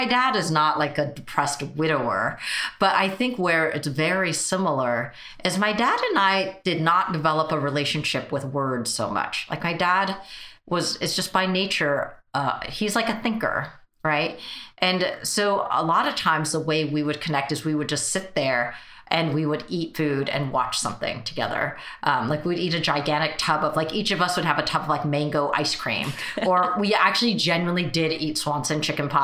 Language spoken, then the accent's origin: English; United States; first language Mandarin; English is a second language; I was technically born here, but we only spoke Mandarin at home